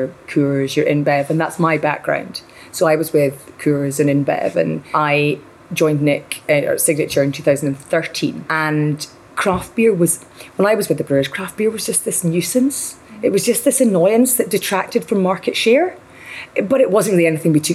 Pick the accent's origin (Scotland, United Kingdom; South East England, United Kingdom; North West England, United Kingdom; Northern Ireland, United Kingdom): Scotland, United Kingdom; Dundee; I'm from Dundee